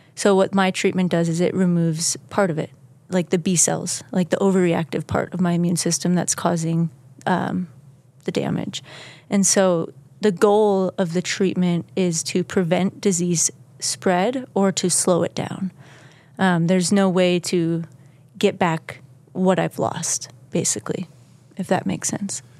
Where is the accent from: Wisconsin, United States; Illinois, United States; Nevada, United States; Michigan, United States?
Wisconsin, United States; Kewaskum; moved away; Kewaskum, Wisconsin. It's a small village in Wisconsin